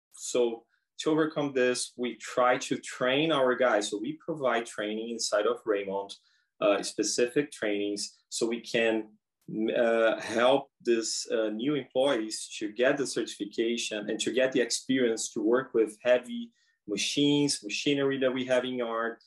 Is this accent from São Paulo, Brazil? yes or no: yes; São Paulo, Brazil; moved away as an adult; now in Prince Rupert, Canada; I'm from Brazil. Uh, I'm from São Paulo, Brazil. I came to Rupert in April 21, and I came straight from Brazil